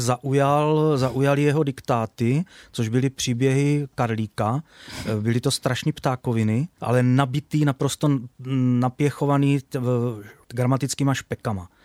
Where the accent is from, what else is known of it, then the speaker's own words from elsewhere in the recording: Brno, South Moravian Region, Czechia; chodil do školy, na základní školu, pocházím ze Starého Brna